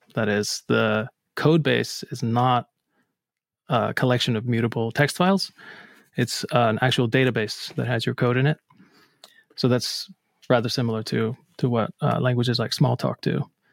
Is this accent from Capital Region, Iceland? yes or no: no; Akureyri, Northeastern Region, Iceland; moved away as an adult; also born or lived in Reykjavik, Iceland; now in Boston, United States; I'm originally from Akureyri, Iceland